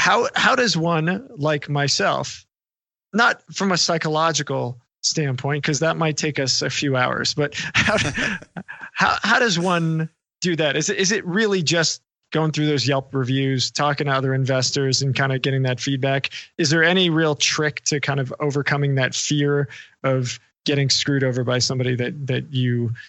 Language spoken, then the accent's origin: English; New York, United States; I'm from New York.